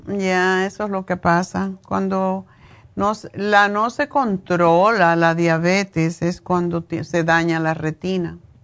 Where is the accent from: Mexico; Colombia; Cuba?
Cuba; moved away as an adult; hasta que me fui de Cuba